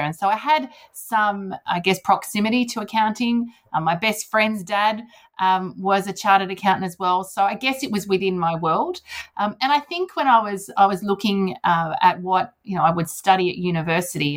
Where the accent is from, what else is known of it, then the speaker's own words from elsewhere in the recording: Sydney, New South Wales, Australia; Sydney is my home home. New South Wales, my home state.